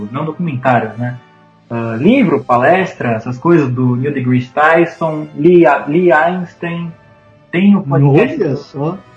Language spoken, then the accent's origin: Portuguese; Pedro Osório, Rio Grande do Sul, Brazil; born there; now in Pelotas, Brazil; eu nasci em Pedro Osório, né? E pra quem não sabe, atualmente eu moro em Pelotas